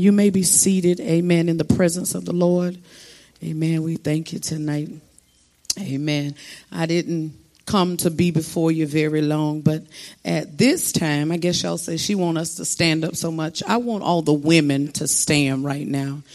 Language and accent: English; South Florida, United States; I'm from South Florida